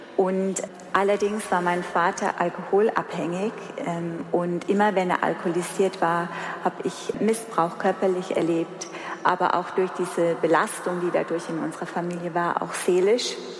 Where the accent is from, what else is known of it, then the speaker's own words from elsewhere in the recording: Heidelberg area, Baden-Württemberg, Germany; ich komme aus der Heidelberger Ecke